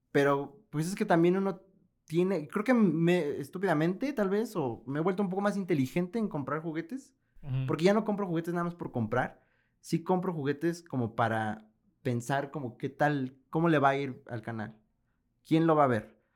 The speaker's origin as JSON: {"language": "Spanish", "region": "Guanajuato", "country": "Mexico", "said": "le dijimos, venimos de Guanajuato."}